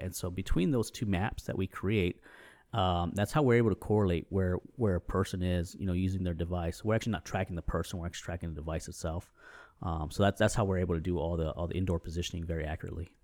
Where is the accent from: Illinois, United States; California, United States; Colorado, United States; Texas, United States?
Texas, United States; San Antonio; also born or lived in New England; I grew up here in San Antonio